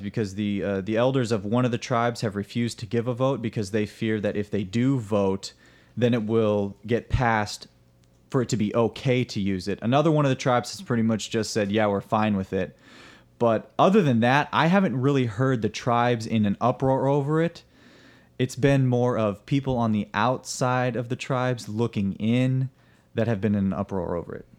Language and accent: English; Minnesota, United States; I come from the Minnesota area. I just went to school there, University of Minnesota